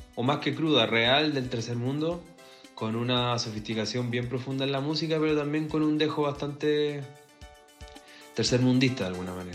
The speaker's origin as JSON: {"language": "Spanish", "town": "Santiago", "region": "Santiago Metropolitan Region", "country": "Chile", "tie": "born or raised there", "said": "Yo nací en La Cisterna, que es bastante similar a San Miguel por lo demás"}